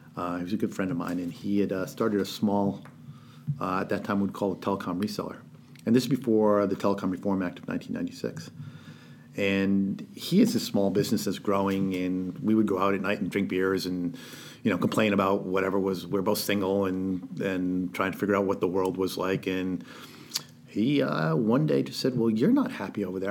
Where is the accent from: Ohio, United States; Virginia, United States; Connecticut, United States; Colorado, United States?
Connecticut, United States; New London; I grew up in New London, Connecticut.